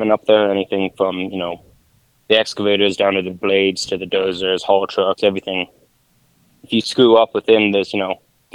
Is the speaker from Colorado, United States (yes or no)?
yes; Colorado, United States; born or raised there; also born or lived in Russia / North Dakota / Texas